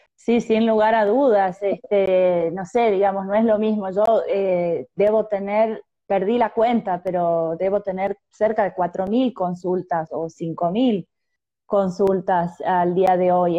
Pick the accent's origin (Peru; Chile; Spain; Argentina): Argentina; also born or lived in Tucumán; de Argentina